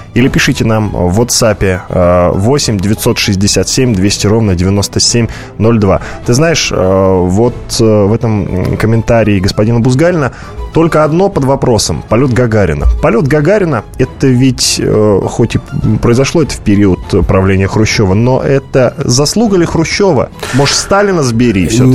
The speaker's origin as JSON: {"language": "Russian", "town": "Volgograd", "region": "Volgograd Oblast", "country": "Russia", "tie": "born or raised there", "said": "город-спутник города Волгограда, откуда я родом"}